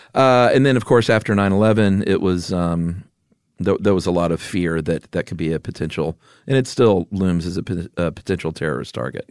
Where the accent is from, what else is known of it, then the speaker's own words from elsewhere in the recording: Atlanta, Georgia, United States; moved away; also born or lived in Yuma; growing up in Atlanta